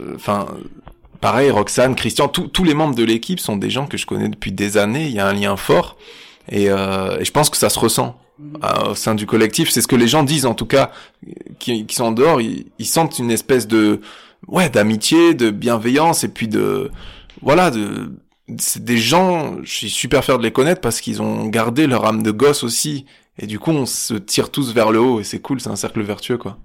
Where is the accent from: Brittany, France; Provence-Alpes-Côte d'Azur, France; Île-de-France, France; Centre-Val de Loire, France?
Provence-Alpes-Côte d'Azur, France; Nice; vers le port par là c'est là où j'ai grandi